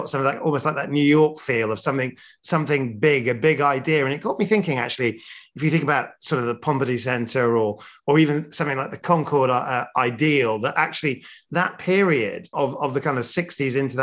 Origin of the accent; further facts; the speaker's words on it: Sheffield, Yorkshire and the Humber, United Kingdom; moved away; I'm from Sheffield originally